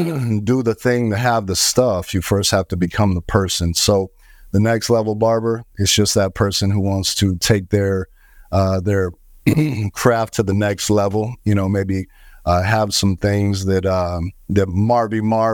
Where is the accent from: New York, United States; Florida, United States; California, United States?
Florida, United States; Fort Myers; Yeah, originally from the Fort Myers, Florida area.